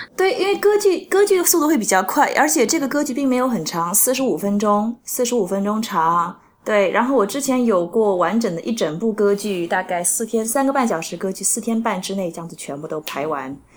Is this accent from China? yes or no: yes; Nanjing, Jiangsu, China; now in New York, United States; 我是南京人